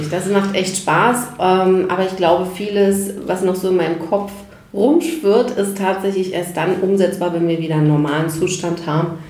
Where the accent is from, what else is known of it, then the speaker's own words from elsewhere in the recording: Berlin, Germany; also born or lived in Warnemünde; bin halt ein klassisches Berliner Kind. Und Berlin ist einfach meine Heimat und äh, bin da groß geworden